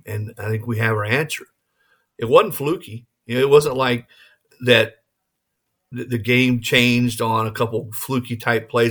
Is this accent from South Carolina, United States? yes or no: yes; Rock Hill, South Carolina, United States; moved away as an adult; also born or lived in Saint Charles, Missouri; now in Tennessee, United States; I was born in Saint Charles, Missouri, right outside Saint Louis. uh, as a youngster, and then we moved to the Carolinas